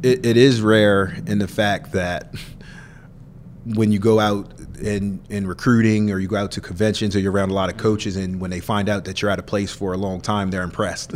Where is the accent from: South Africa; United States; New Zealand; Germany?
United States; Middletown, Delaware; moved away; my hometown of Middletown, Delaware